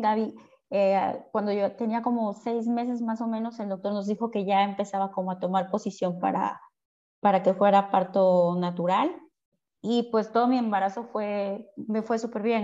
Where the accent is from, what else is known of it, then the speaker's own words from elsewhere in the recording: Veracruz, Mexico; nosotros somos de Veracruz